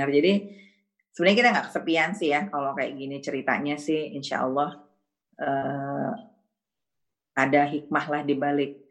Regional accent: Padang, West Sumatra, Indonesia; now in Japan; saya sebenarnya orang Padang ya, tapi kadang-kadang konsep orang Jawa tuh benar.

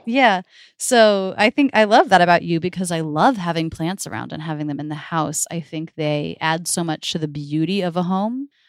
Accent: Florida, United States; now in Philadelphia, United States; I grew up in Florida

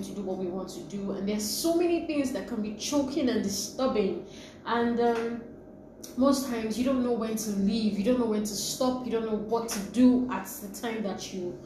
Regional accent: Nigeria; now in Lagos, Nigeria; I'm a Nigerian.

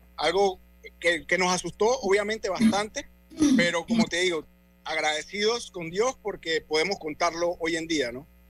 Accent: Colón, Panama; moved away as an adult; now in United States; yo soy de Colón

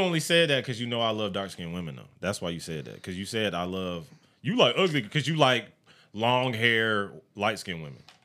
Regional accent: Evans, Georgia, United States; I grew up in Evans or whatever the fuck. I grew up Columbia County

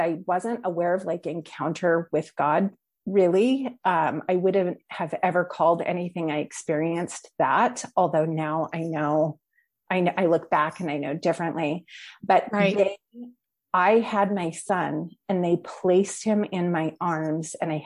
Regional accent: Washington, United States; moved away as an adult; also born or lived in California; I'm originally from Washington State

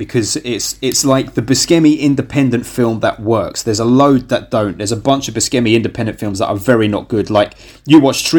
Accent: United Kingdom; as a British person

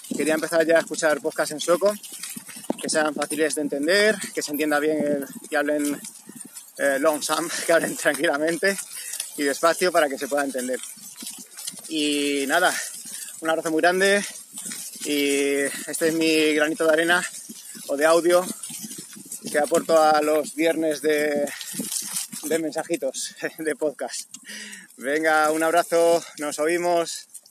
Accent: Spain; moved away as an adult; now in Örebro, Sweden; de España

